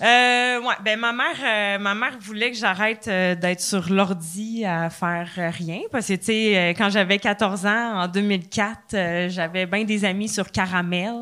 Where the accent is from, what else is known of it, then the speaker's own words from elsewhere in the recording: Trois-Rivières, Quebec, Canada; moved away; also born or lived in Laval; je viens de Trois-Rivières à base